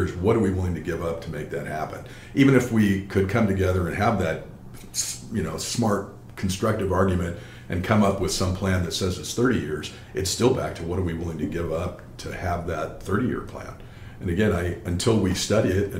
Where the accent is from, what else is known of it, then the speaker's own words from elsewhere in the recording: California, United States; I grew up in California